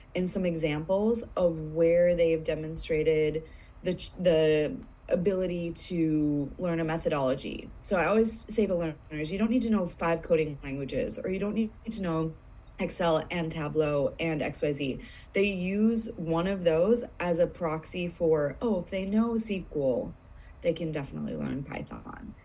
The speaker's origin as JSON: {"language": "English", "country": "United States", "moved": "as an adult", "said": "back in my home country"}